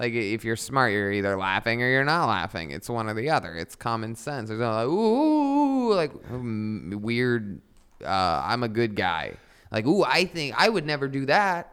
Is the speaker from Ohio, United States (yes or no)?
yes; Youngstown, Ohio, United States; moved away; I'm originally from Youngstown, Ohio